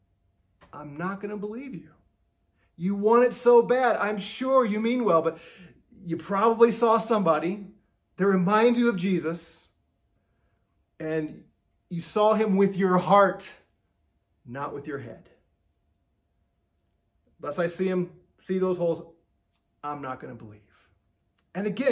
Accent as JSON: {"language": "English", "region": "Missouri", "country": "United States", "said": "I'm from Missouri. Missouri is the show me state."}